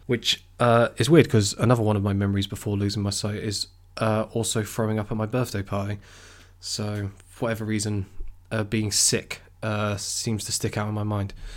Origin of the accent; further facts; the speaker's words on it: Weymouth, South West England, United Kingdom; So I'm from Weymouth, uh, which, for those who don't know, is a seaside town on the south coast